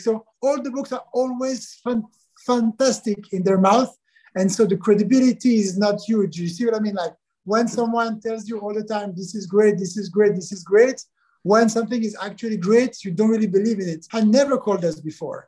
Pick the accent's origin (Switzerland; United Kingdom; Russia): Switzerland; Switzerland, my hometown where I was born, where I still live